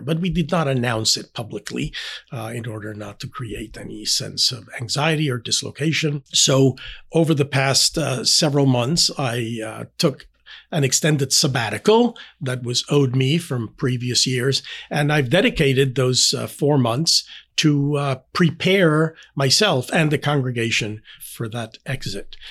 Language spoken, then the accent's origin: English; Panama; English is a second language; moved away as an adult; now in Indianapolis, United States; I was born and raised in Panama.